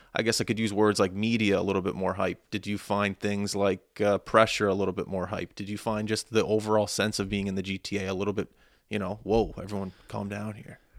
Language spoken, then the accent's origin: English; Nova Scotia, Canada; growing up in Nova Scotia, you and I both